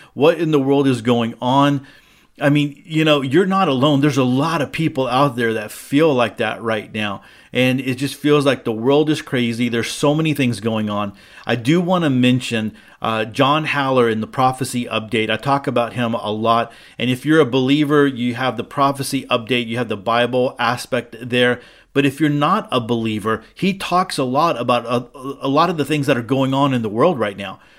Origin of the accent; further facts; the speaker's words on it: United States; As an American Jew